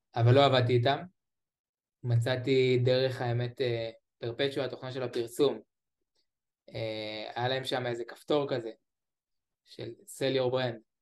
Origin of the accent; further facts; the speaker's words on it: Beersheba, Southern District, Israel; אני מבאר שבע.